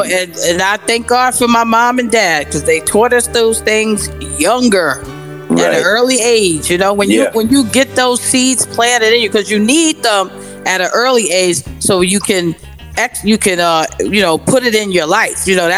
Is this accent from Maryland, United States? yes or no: no; New York, United States; born there; I was born on New York City on a Monday.